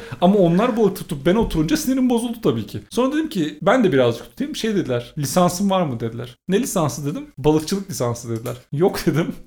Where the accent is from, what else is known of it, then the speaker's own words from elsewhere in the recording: Turkey; moved away as an adult; also born or lived in Czech Republic; memleketimdeki arkadaşları bulmam zor